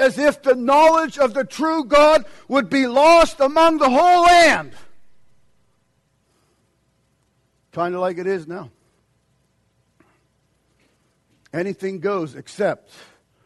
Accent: United States; as an American

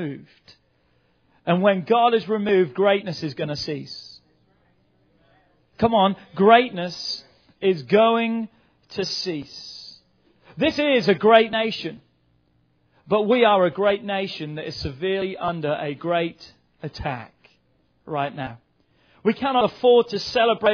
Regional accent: England, United Kingdom; now in United States; England's not home to me anywhere. That's the place I was born.

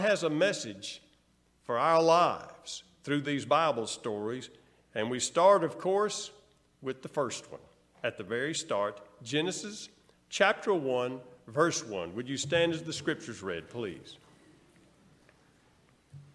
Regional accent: El Dorado, Arkansas, United States; we grew up there in El Dorado to my elementary school years, El Dorado, Arkansas

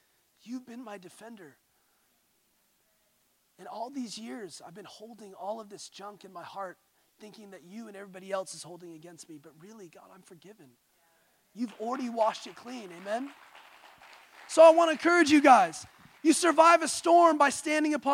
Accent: Santa Ynez Valley, California, United States; I grew up in San Ynez Valley

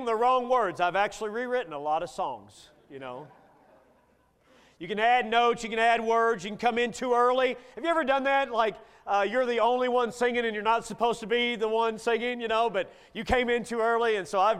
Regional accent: Bowling Green, Kentucky, United States; my hometown of Bowling Green, Kentucky

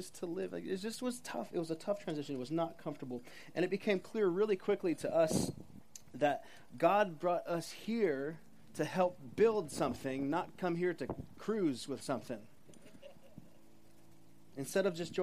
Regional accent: Los Osos, California, United States; moved away as an adult; also born or lived in Minnesota; I grew up in Los Osos

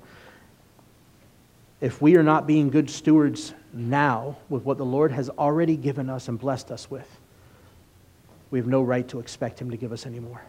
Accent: United States; especially as American believers

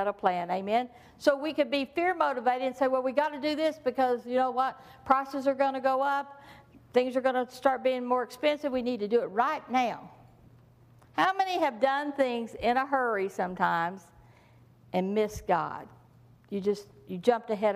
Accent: Texas, United States; I'm from Texas

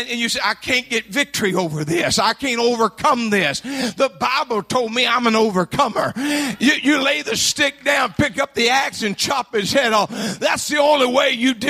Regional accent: Louisiana, United States; I'm from Louisiana.

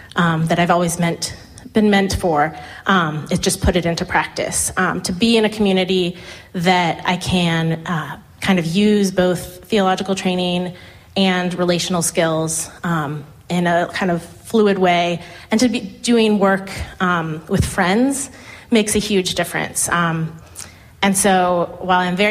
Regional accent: Tampa, Florida, United States; moved away as an adult; now in Durham, United States; I was raised in Tampa, Florida.

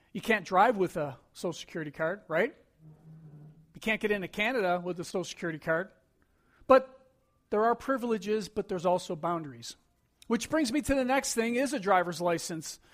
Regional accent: Buffalo, New York, United States; growing up in Buffalo

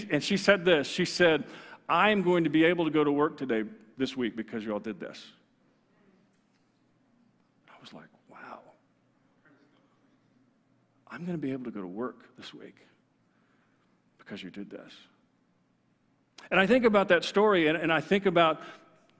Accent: Texas, United States; I'm from Texas

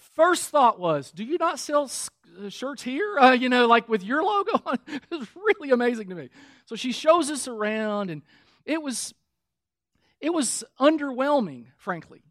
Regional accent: Kentucky, United States; moved away; also born or lived in Michigan; Now, we were living in Michigan at the time. I'm from Kentucky.

